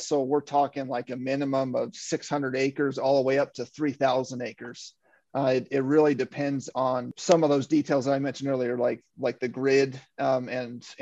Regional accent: Western Kansas, United States; moved away; I'm from Western Kansas. I grew up on a dryland wheat farm.

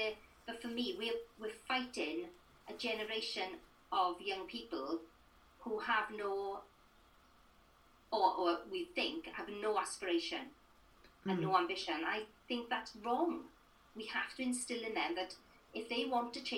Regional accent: Merthyr Tydfil, Wales, United Kingdom; I come from Merthyr Tydfil

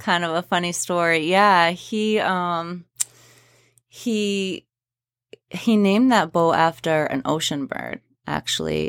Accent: Spruce Head, Maine, United States; I grew up down in Spruce Head, uh, Spruce Head Island specifically.

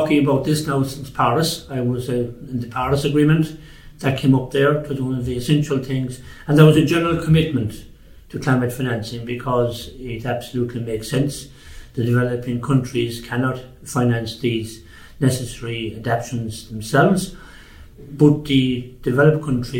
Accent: Ireland; as an Irish person

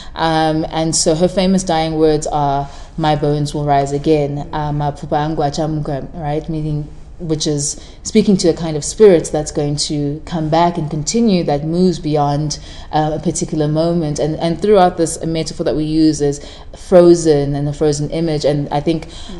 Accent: Durban, KwaZulu-Natal, South Africa; first language Shona; English is a second language; also born or lived in Zimbabwe; growing up in South Africa, I moved to South Africa when I was about three years old

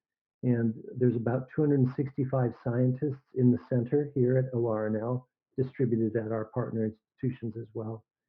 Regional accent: Arizona, United States; moved away; also born or lived in Mississippi / Texas / North Dakota / California; I grew up in Arizona

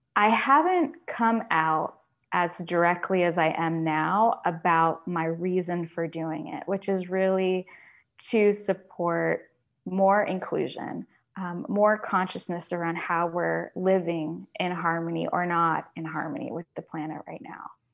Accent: Florida, United States; when I was growing up in Florida

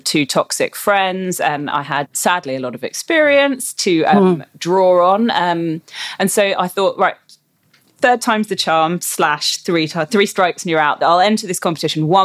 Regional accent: London, United Kingdom; moved away as an adult; also born or lived in Copenhagen, Denmark; now in Perth, Australia; I'm from London originally

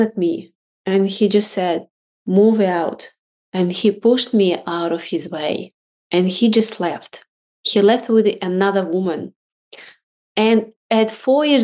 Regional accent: Russia; now in Australia; I was born in Russia

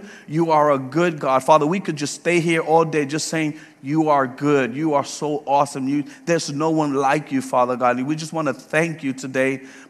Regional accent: Puerto Rico; now in Leesburg, United States; When we came from Puerto Rico to Georgia, we served at Hebron Baptist Church for 7 years with the Spanish ministry.

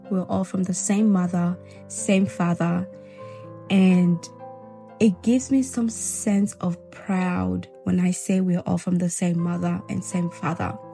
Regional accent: Guinea; I was born in Guinea, Zelikole. For those of you that don't know, Majority of people think I was born in Ghana or Nigeria. No, I'm a Guinea babe, okay?

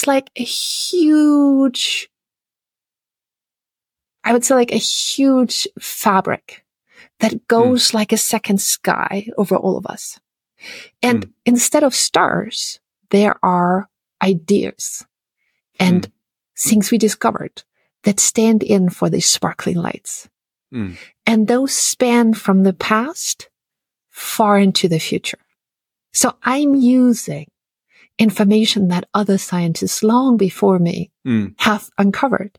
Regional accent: Austria; English is a second language; moved away as an adult; now in United States; my home country, Austria

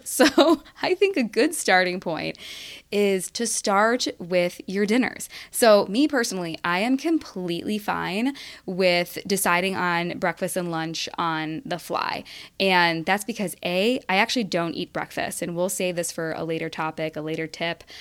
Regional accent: Rocky River, Ohio, United States; my hometown of Rocky River

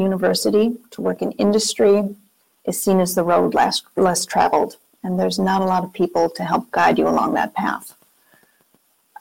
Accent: Minnesota, United States; moved away as an adult; also born or lived in Wisconsin; We're from Minnesota originally, with family and friends that we had been away from for almost 13 years. So it was time to move home.

